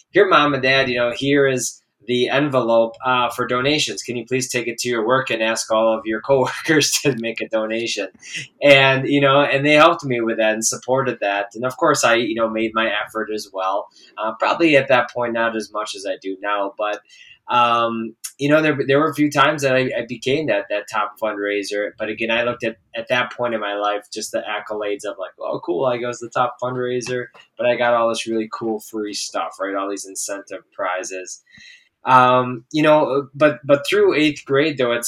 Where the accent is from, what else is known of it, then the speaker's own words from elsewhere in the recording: Columbus, Wisconsin, United States; also born or lived in Oshkosh, Wisconsin / Janesville, Wisconsin; now in Marshall, United States; I grew up in Columbus, Wisconsin, so just north of Madison a little bit. And that's where I was all the way through through high school.